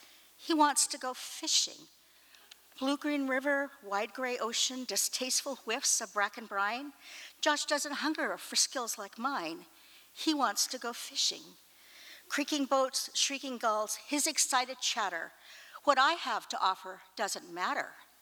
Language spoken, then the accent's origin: English; Portland, United States; I'm a lawyer from Portland.